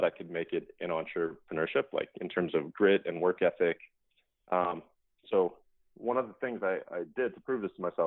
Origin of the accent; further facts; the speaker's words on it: Calgary, Alberta, Canada; I grew up in Calgary, Alberta, in Canada.